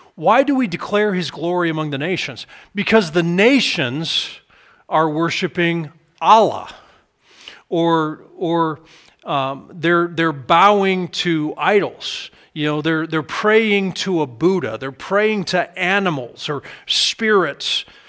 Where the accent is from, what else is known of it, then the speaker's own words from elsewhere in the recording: United States; I'm an American